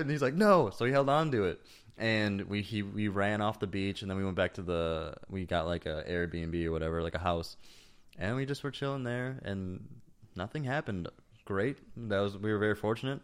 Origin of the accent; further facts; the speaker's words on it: Wisconsin, United States; growing up in Wisconsin